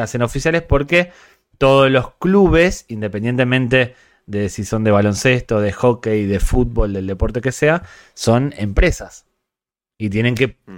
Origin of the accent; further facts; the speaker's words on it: Spain; además de gringos, somos españoles